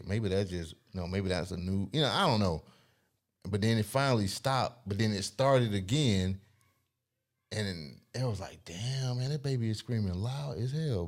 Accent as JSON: {"language": "English", "region": "the South", "country": "United States", "tie": "born or raised there", "said": "growing up in the South"}